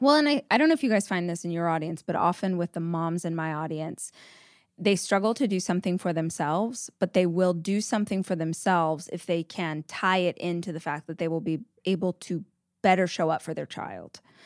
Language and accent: English; Southern California, United States; moved away as an adult; now in Austin, United States; I grew up in Southern California, we moved to Austin five years ago